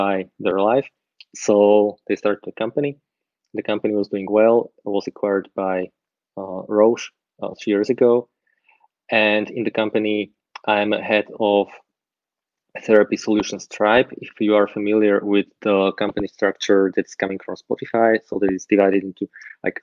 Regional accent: Slovakia; now in Austria; Originally, I come from Slovakia. It's in Central Europe. I live in Austria

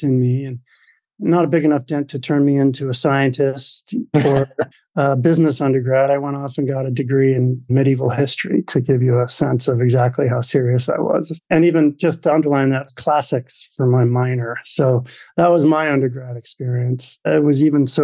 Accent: Maine, United States; I was the youngest of four boys growing up in Maine

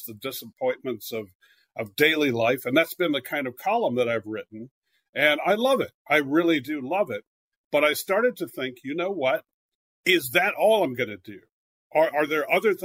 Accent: California, United States; moved away as an adult; also born or lived in Philadelphia / New York

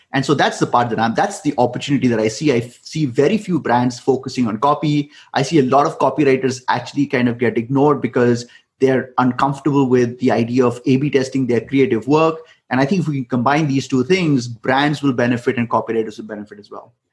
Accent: India; I come from India

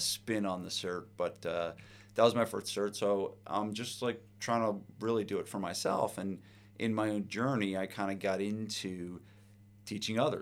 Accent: New Providence, New Jersey, United States; I grew up in New Providence

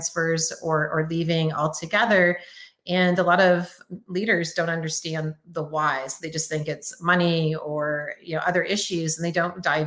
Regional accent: Canada; also born or lived in Windsor, Ontario; now in Oklahoma, United States; I'm Canadian

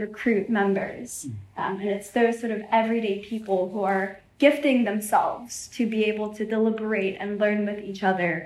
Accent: Seoul, South Korea; moved away; I'm from Seoul originally

